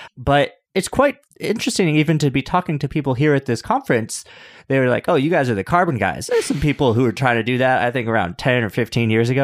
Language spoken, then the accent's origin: English; New York, United States; As a New Yorker